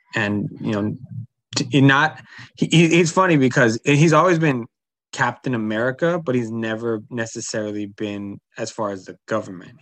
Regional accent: Berkeley, California, United States; also born or lived in Oakland; I was born in Oakland and raised in Berkeley

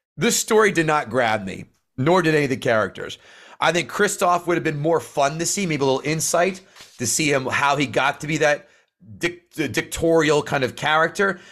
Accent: New Jersey, United States; I grew, I grew up in Central Jersey

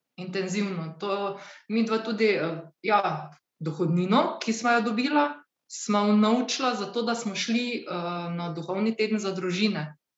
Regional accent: Slovenia

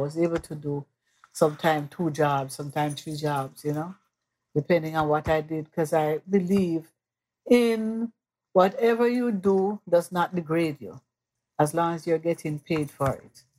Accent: Mandeville, Manchester Parish, Jamaica; moved away as an adult; now in New York, United States; I'm from Mandeville, Jamaica, West Indies

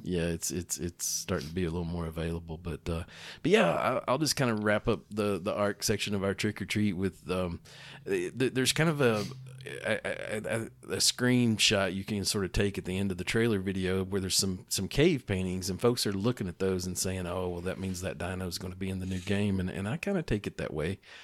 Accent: East Tennessee, United States; growing up in East Tennessee

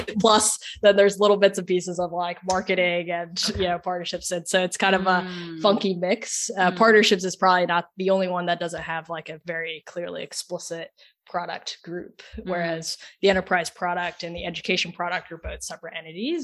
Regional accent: Oklahoma, United States; moved away; also born or lived in Silicon Valley / Sydney; I'm from Oklahoma, not really the most, you know, tech forward state that you think of initially

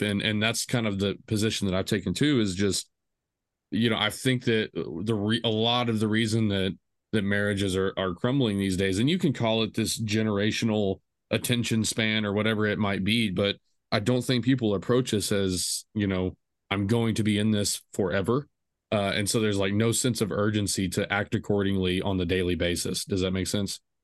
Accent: small Texas town, United States; I grew up, the way I kinda came to Christ was, i, it was different but typical. Um, you know, you did the youth group things, you know, it's a small Texas town.

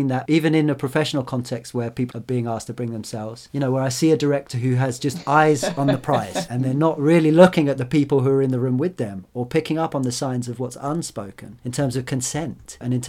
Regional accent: the Fens, East Anglia, East of England, United Kingdom; I grew up in the Fens, this area of East Anglia

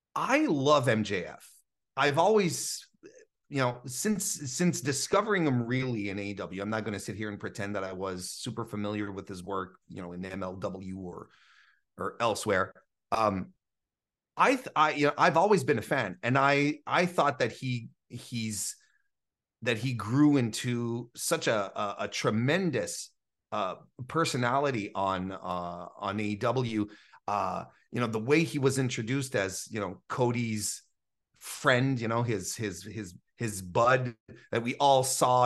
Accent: Canada; as a Canadian

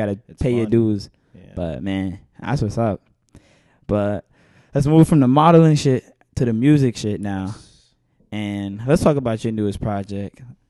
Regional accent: New York City, New York, United States; but you know me. I'm from Bed-Stuy. We refer to them the gals.

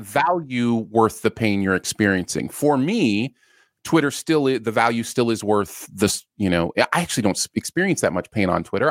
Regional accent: Michigan, United States; also born or lived in Ohio; I grew up a lot in Michigan, um, and lived a lot in Michigan

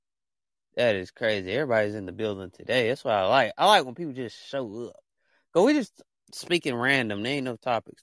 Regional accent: Alabama, United States; a little state called Alabama has basically where I'm from, the United States

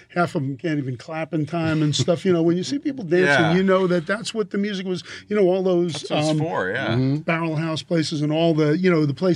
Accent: Philadelphia, Pennsylvania, United States; moved away; I'm an East Coast guy. I'm from Philly

